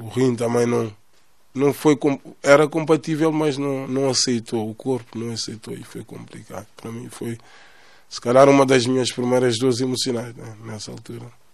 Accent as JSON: {"language": "Portuguese", "town": "Amadora", "region": "Lisbon", "country": "Portugal", "tie": "born or raised there", "said": "estamos na casa onde eu nasci também, nasci na Cova da Moura. Posso dizer que sou filho da Cova da Moura, praticamente"}